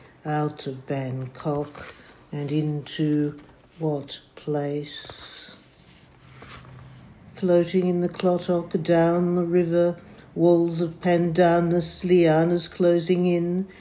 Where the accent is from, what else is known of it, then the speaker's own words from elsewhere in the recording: Melbourne, Victoria, Australia; I'm from Melbourne, Australia.